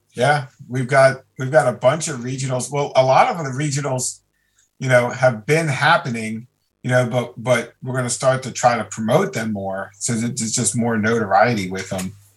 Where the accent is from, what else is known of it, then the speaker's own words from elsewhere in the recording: Maryland, United States; where I grew up in Maryland